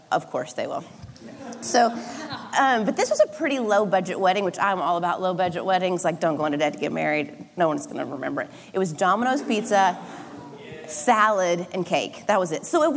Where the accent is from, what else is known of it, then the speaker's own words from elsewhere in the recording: Oklahoma, United States; now in Southern California, United States; I grew up in Oklahoma